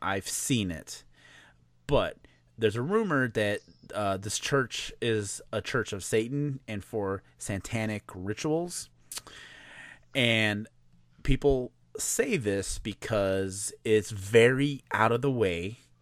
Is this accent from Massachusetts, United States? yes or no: no; Chicago, Illinois, United States; I'm from Chicago